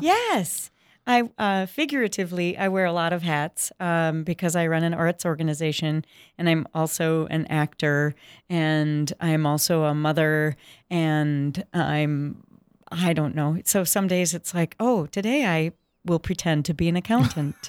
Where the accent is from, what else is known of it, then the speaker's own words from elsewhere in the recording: Saint Paul, Minnesota, United States; I grew up in Saint Paul in the Twin Cities